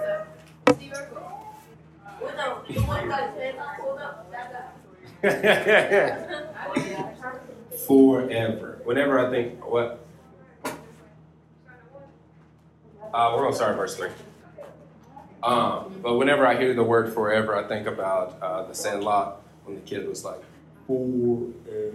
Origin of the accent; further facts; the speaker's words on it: United States; this great country, the U.S. of A., my hometown, we have a Christmas parade